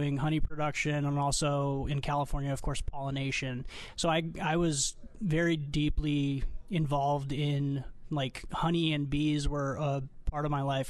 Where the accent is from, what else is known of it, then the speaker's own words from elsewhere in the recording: Armenia; now in United States; I immigrated here from Armenia, actually, where my family was five generations of beekeepers. And when we came to America, to the West Coast